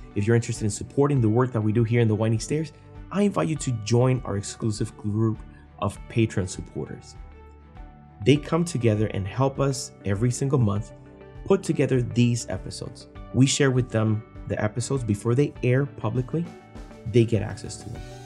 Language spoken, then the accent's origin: English; Puerto Rico; I was born and raised in Puerto Rico